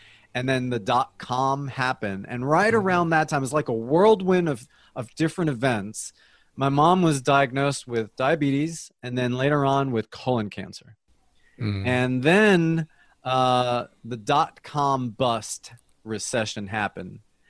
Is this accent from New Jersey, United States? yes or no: yes; New Jersey, United States; also born or lived in Colombia; now in Atlanta, United States; So I was born in Colombia. My parents migrated to the United States when I was three. So I pretty much grew up in the United States. Most of my young adult life was in New Jersey. I moved to Atlanta in 1989